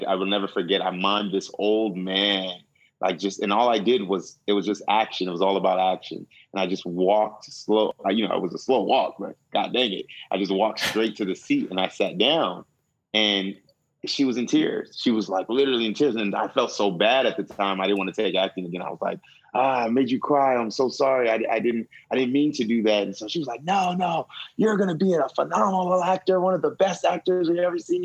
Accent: Inglewood, California, United States; moved away; also born or lived in Philadelphia; I'm Nigerian. I grew up in Inglewood

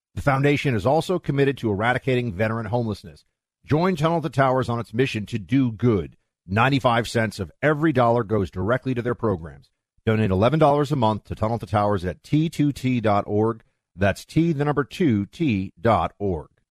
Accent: New York City, New York, United States; growing up in New York City

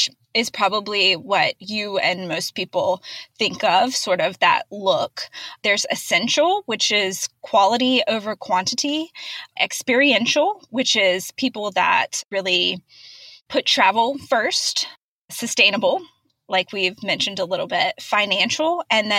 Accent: United States; being an American

